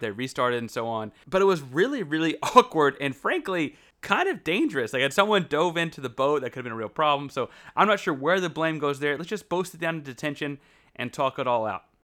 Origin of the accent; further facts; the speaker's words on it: United States; as an American myself